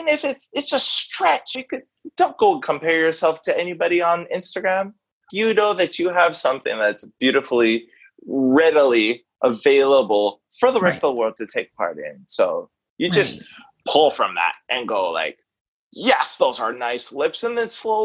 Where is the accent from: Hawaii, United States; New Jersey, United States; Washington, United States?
Hawaii, United States; as a Hawaiian human being